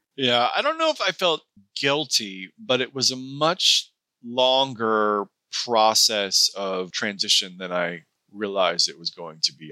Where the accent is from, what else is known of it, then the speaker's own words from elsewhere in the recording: Seattle, Washington, United States; moved away; also born or lived in Pasadena / Santa Ynez; I grew up in the Seattle area